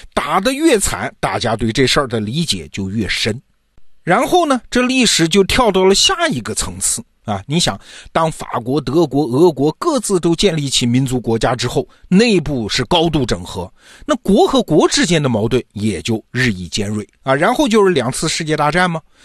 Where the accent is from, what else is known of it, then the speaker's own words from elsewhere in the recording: China; 我们中国人就经常说嘛，天下大事，合久必分，分久必合